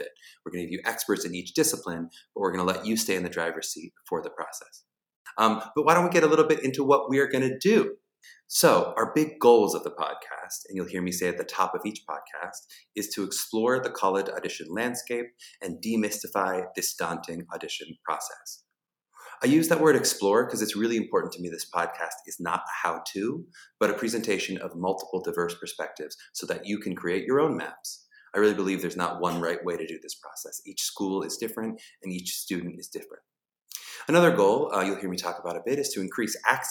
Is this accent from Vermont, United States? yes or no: no; Pittsburgh, Pennsylvania, United States; I'm from Pittsburgh, Pennsylvania.